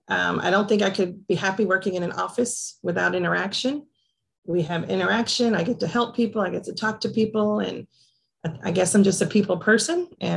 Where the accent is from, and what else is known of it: Portland, Tennessee, United States; born or raised there; also born or lived in New Jersey